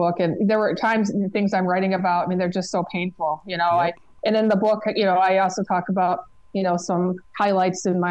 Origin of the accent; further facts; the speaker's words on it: Michigan, United States; moved away as an adult; now in Los Angeles, United States; I've been here 23 years. I'm originally from Michigan